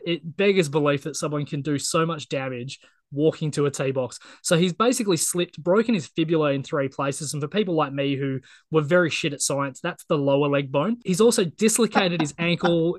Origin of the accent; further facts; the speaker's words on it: Australia; As an Aussie